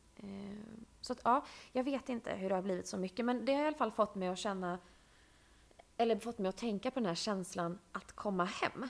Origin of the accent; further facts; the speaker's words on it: Bankeryd, Jönköping County, Sweden; moved away as an adult; now in Stockholm, Sweden; när jag var liten och bodde i Bankeryd